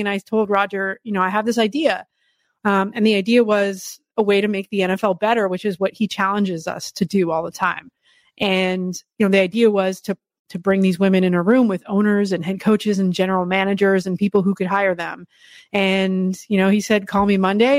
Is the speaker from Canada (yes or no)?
yes; Canada; moved away; growing up in Canada, girls, flag, touch, and tackle football is available to us